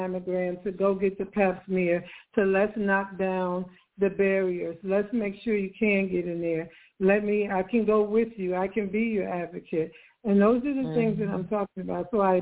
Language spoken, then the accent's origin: English; Chicago, Illinois, United States; moved away as an adult; also born or lived in Georgia; now in Atlanta, United States; I'm not from Atlanta. I'm from Chicago.